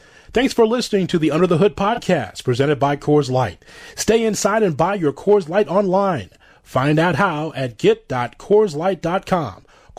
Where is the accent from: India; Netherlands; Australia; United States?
United States; Chicago, Illinois; And as a Chicagoan, you know the championship years is just amazing.